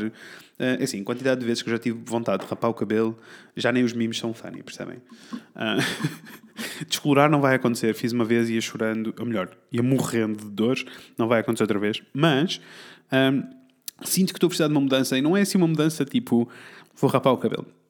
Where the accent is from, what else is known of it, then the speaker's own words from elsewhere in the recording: Portugal; somos tugas